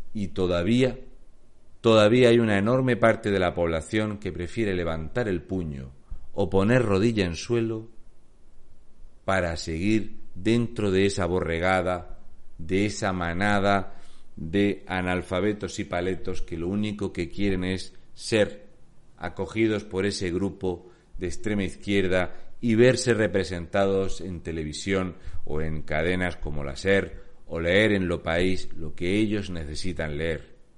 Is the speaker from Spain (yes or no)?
yes; Region of Murcia, Spain; also born or lived in Canary Islands; soy un murciano encabronado